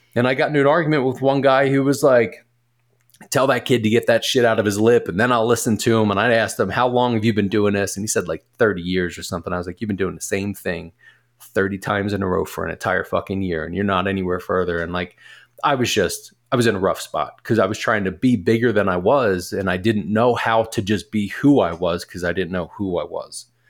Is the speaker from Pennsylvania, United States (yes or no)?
yes; Philadelphia, Pennsylvania, United States; moved away as an adult; also born or lived in Delaware / Portland, Oregon; I am originally from Philly